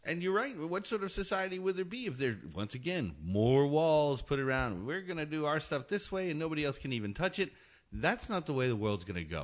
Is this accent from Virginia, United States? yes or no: no; Hawaii, United States; I was born in Hawaii